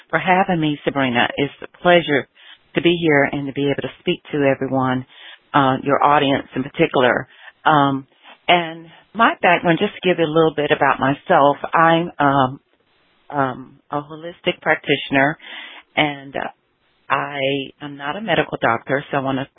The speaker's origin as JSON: {"language": "English", "region": "the South", "country": "United States", "tie": "born or raised there", "also_born_or_lived": "Los Angeles", "moved": "yes", "said": "growing up in the South as a Southerner."}